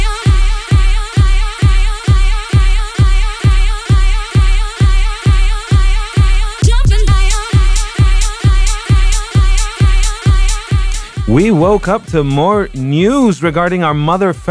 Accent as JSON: {"language": "English", "town": "Barcelona", "region": "Catalonia", "country": "Spain", "tie": "born or raised there", "said": "my hometown of Barcelona"}